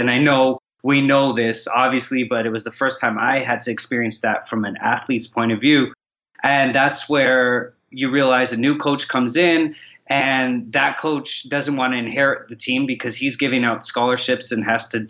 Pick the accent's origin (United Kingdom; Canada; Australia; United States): Canada; Toronto, Ontario; also born or lived in Trinidad / Vancouver, Canada; Okay, so I spent a good amount of time in Toronto, Canada, Trinidad as well.